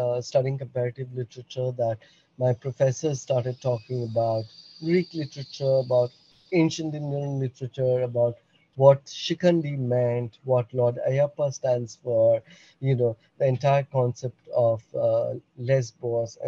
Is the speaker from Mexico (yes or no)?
no; Bhutan; moved away; I'm born and brought up in Bhutan